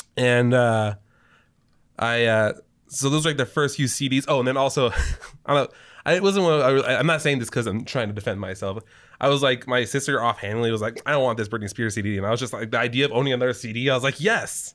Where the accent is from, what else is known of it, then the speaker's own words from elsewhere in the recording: California, United States; also born or lived in New Mexico; age six was this year that we moved from New Mexico to California.